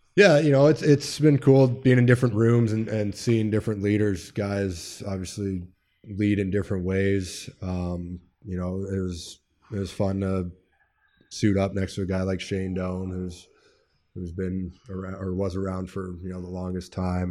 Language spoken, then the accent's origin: English; Edmonton, Alberta, Canada; moved away; made my way through the minor hockey system there in Edmonton